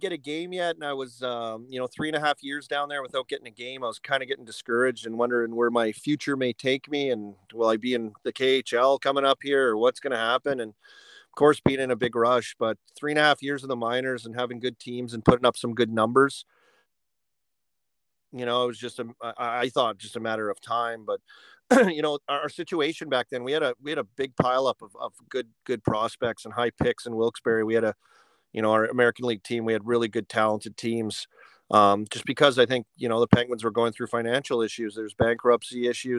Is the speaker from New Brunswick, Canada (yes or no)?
no; Saskatoon, Saskatchewan, Canada; moved away; also born or lived in Lloydminster; I was born in Lloydminster and grew up in Saskatoon is where I'm really from and grew up there